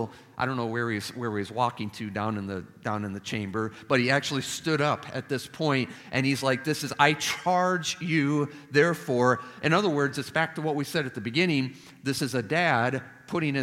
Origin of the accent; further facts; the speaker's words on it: Chicago, Illinois, United States; now in Nashville, United States; the city of Chicago, where I was born and raised.